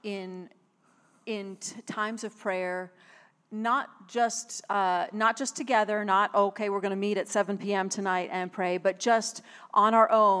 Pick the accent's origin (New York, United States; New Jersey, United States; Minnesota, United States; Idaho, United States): New York, United States; Buffalo; moved away; also born or lived in Tulsa, Oklahoma; I was from Buffalo